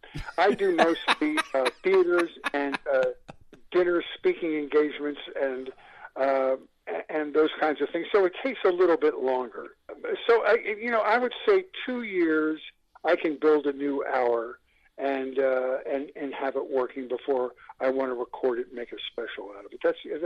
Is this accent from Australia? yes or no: no; Buffalo, New York, United States; moved away as an adult; now in California, United States; I came out in 1980 from Buffalo, New York.